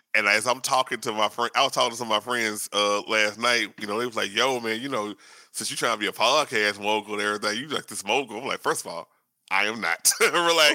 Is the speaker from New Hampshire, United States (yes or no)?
no; Shreveport, Louisiana, United States; I'm from uh, you know, up north in Louisiana, uh, Shreveport